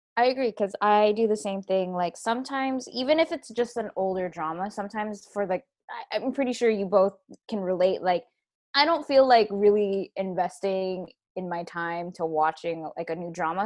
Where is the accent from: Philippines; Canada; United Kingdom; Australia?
Philippines; I am Filipino, so I was exposed to that as as a young age